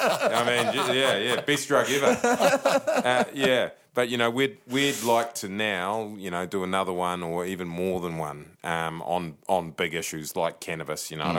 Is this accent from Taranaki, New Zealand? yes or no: yes; Taranaki, New Zealand; I'm from Taranaki.